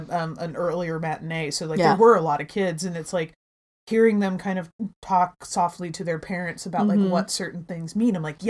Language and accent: English; Bay Area, California, United States; I grew up in the Bay Area, and that just, if you were Caucasian, you were straight up the minority in the areas that I lived in, you know, so it was like, it wasn't one particular group that was larger than the other.